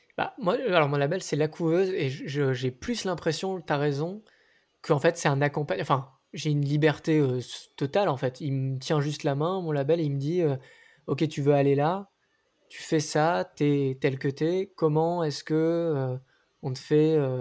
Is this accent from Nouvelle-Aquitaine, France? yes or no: no; Nice, Provence-Alpes-Côte d'Azur, France; now in Paris, France; Je viens de Nice. J'habite à Paris maintenant.